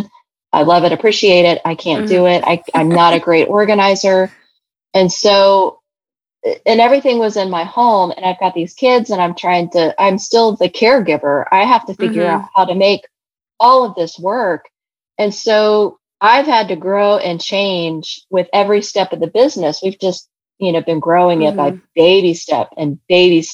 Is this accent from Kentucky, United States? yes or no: yes; Kentucky, United States; I'm from Kentucky. And so my dad and I, we would make caramels